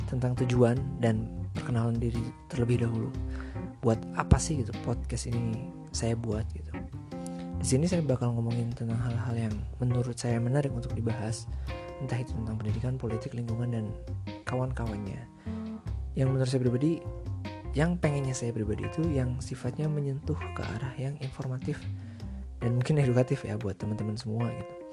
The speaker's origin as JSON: {"language": "Indonesian", "town": "Cirebon", "region": "West Java", "country": "Indonesia", "said": "…nya pakai Ki. Salah, …nya pakai K bukan pakai Ki. Saya dari Cirebon."}